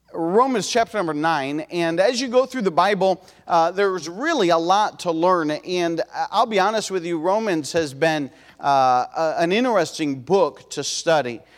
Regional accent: Ohio, United States; we're from Ohio

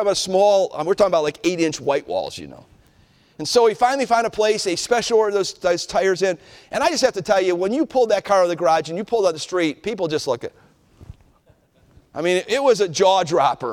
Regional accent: Cleveland, Ohio, United States; I was a boy growing up in Cleveland

